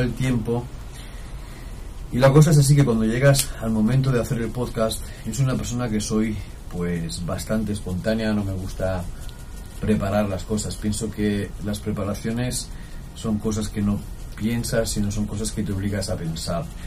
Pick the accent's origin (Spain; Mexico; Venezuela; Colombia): Spain; Jaraíz de la Vera, Extremadura; Jariza es uno de los nombres de mi pueblo, Jaraíz de la Vera, en Extremadura